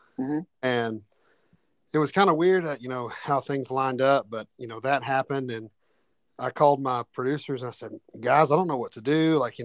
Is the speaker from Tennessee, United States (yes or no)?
yes; Cleveland, Tennessee, United States; I was working a job out in Cleveland, Tennessee, where I'm from, and it's my hometown.